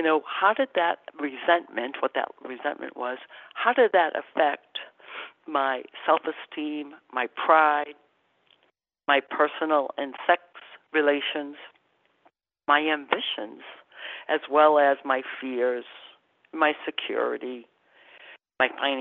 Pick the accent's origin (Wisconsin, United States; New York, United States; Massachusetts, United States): Massachusetts, United States; I'm from Massachusetts. My relatives are in Quebec, and I spent the summer in Quebec